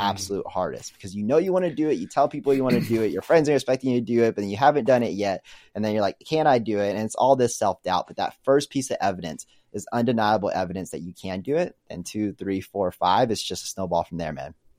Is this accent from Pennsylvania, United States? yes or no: no; Arlington, Texas, United States; moved away as an adult; also born or lived in Kansas; now in Austin, United States; I am originally from Arlington, which is one of the biggest suburbs out in Dallas. Grew up there, was originally born in Kansas, moved over when I was so young